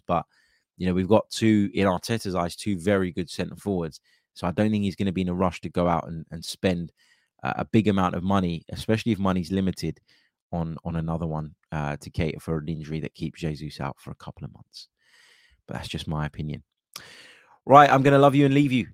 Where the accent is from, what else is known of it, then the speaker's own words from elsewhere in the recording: United States; as an American